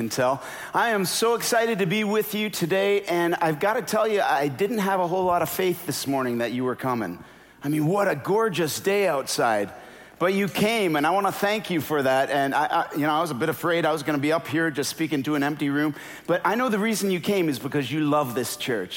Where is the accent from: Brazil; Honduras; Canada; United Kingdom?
Canada; moved away; also born or lived in Minnesota; I'm Canadian.